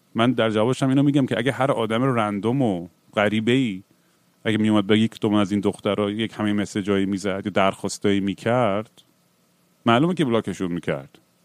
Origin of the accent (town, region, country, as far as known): Iran; born or raised there